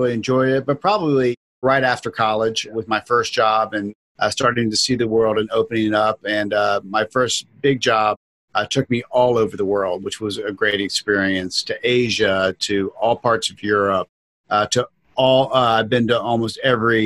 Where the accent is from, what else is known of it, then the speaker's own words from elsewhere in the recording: Florida, United States; I'm born and raised in Florida